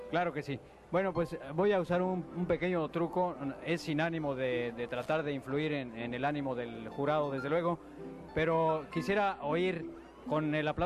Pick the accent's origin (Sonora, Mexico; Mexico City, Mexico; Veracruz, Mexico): Veracruz, Mexico; Tlacotalpan; Claro que, soy tlacotalpeño.